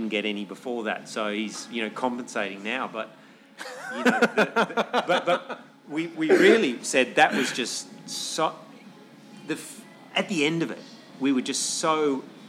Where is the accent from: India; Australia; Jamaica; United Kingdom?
Australia; also born or lived in Chamonix; now in Hong Kong; I'm from Australia and moved to Hong Kong